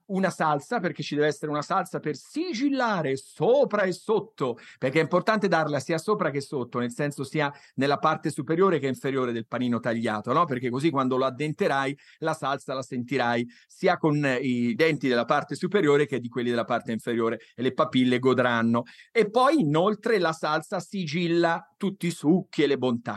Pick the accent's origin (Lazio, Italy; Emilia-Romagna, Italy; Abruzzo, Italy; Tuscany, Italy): Tuscany, Italy; io sono toscano